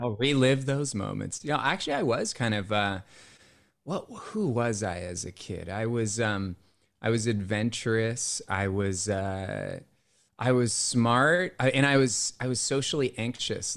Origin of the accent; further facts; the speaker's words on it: Cupertino, California, United States; my hometown as a kid was Cupertino, California